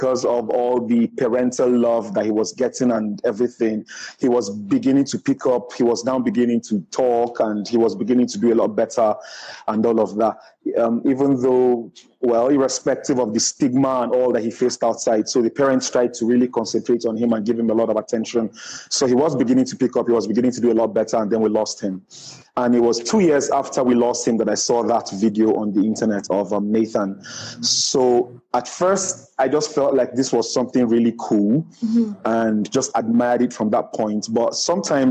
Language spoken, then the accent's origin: English; Nigeria; I'm a Nigerian